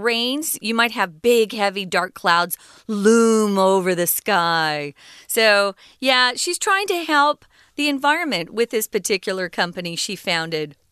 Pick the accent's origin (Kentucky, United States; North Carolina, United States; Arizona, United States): Arizona, United States; the state where I was born in Arizona